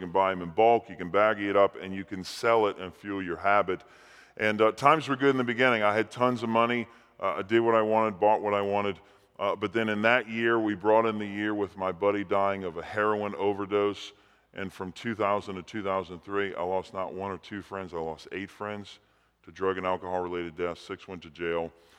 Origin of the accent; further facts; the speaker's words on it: New Orleans, Louisiana, United States; I was actually raised in New Orleans, Louisiana. I was born and raised in New Orleans, and I was Roman Catholic, half Italian.